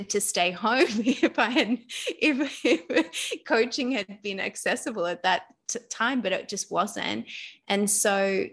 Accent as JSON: {"language": "English", "country": "Australia", "also_born_or_lived": "London", "moved": "yes", "lives_now": "Bali, Indonesia", "said": "I'm actually Australian, but I was living in London."}